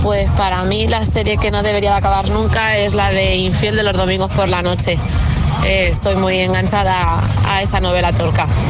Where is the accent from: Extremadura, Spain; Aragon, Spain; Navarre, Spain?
Aragon, Spain; Zaragoza; also born or lived in Barcelona; de Zaragoza, eh, pero llamo desde Barcelona.